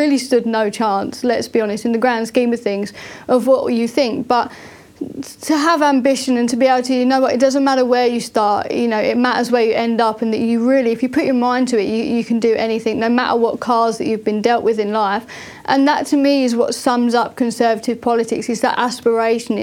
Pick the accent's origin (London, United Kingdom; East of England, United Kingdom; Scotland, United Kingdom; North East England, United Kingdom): East of England, United Kingdom; Thurrock; I come from a working class community in a town called Thurrock in Essex in the UK, which you can probably tell by my accent